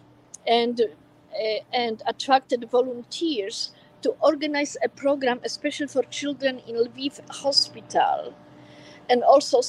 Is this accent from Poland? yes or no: yes; Warsaw, Masovian Voivodeship, Poland; also born or lived in California; now in United States; I am a proud American, but I was born in Warsaw, Poland, and I am very proud Polish forever